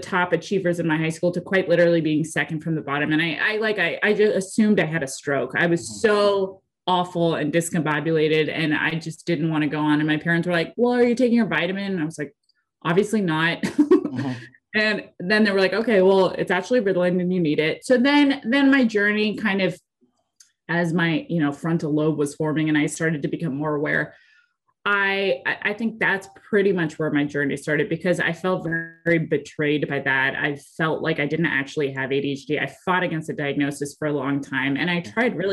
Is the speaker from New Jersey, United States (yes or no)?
no; Santa Barbara, California, United States; born or raised there; moved away as an adult; also born or lived in Phoenix; now in Kansas City, United States